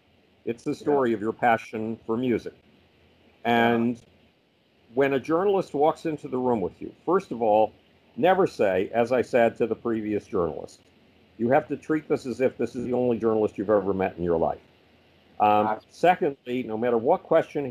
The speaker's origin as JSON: {"language": "English", "town": "Buffalo", "region": "New York", "country": "United States", "tie": "born or raised there", "moved": "yes", "said": "Buffalo, New York, my hometown"}